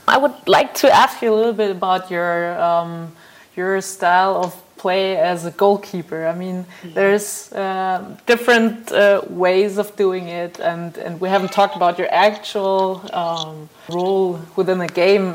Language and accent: English; Germany; I'm from Germany